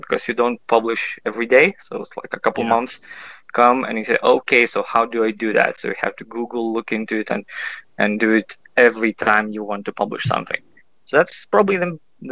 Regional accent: Kaunas, Kaunas County, Lithuania; I'm from Kaunas. That's the second biggest city and pretty middle of Lithuania

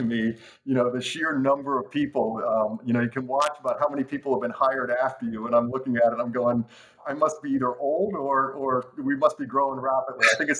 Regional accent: Reading, Pennsylvania, United States; also born or lived in Philadelphia area; I grew up outside of Reading, Pennsylvania, in between kind of Reading and Hamburg, Pennsylvania. I live outside of Philadelphia.

